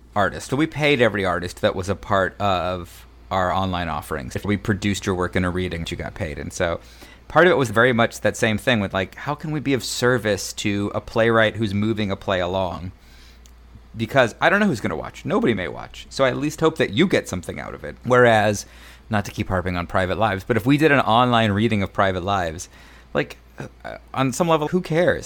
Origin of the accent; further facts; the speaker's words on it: Mesa, Arizona, United States; I grew up in Mesa, Arizona, just outside of Phoenix